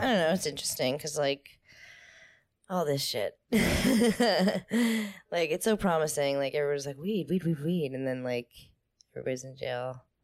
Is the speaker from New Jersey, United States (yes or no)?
yes; New Jersey, United States; I'm from New Jersey